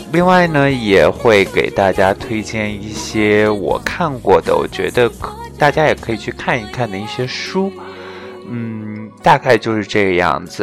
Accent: Shanxi, China; 我说我是山西人

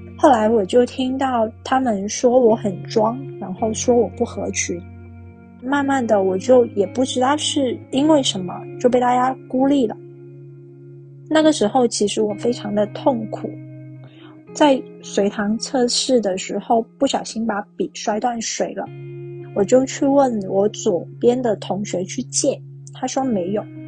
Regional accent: Guangdong, China; 我是一个广东人，然后现在的话是生活在佛山

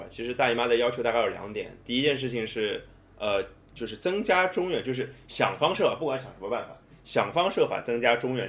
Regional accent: China; 虽然我也是中国人

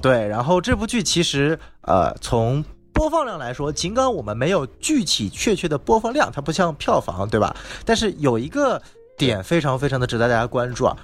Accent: China; also born or lived in Los Angeles, United States; 我是来自中国的

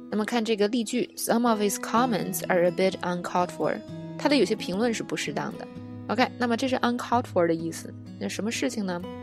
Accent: China; 我们中国人

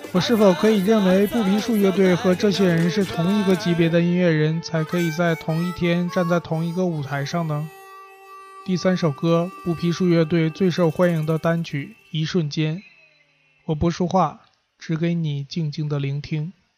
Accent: Northeast China, China; accent: Northeastern; moved away as an adult; 同事一听我口音就知道是东北人

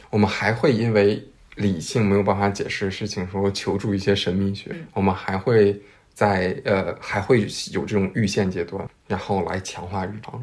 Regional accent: China; 我们中国人

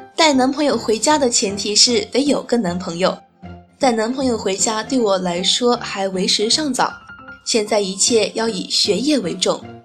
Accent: Xinyang, Henan, China; 我是来自被誉为河南的小江南的信仰

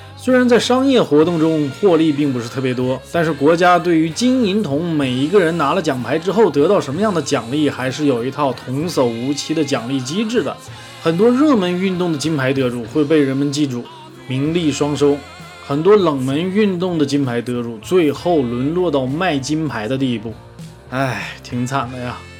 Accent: Northeast China, China; accent: Northeastern (Dongbei); 一张嘴都是我们东北大碴子味儿

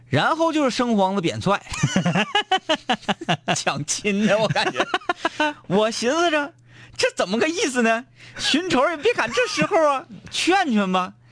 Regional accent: Baishan area, Jilin, China; 然后我的老家啊，在白山地区

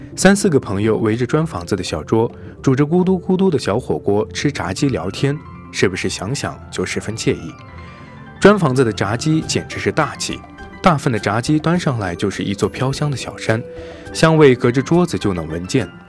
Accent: northern China, China; 因为我是北方人，比较喜欢那种重口味儿一点的

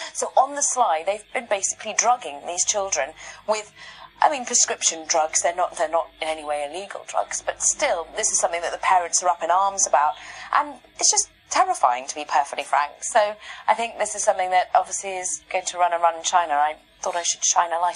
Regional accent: England, United Kingdom; I'm English

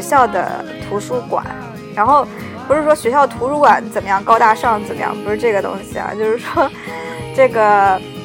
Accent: China; 在我们中国人的意识中

